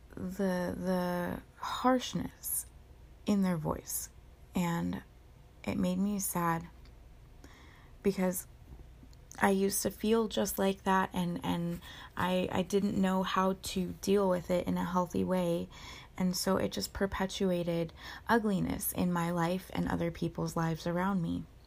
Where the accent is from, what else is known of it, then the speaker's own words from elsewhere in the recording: Orange County, California, United States; where I grew up in Orange County California